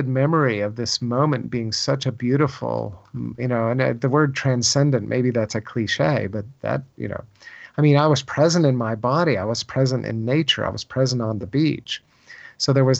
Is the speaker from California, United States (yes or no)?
no; Virginia, United States; I grew up in Virginia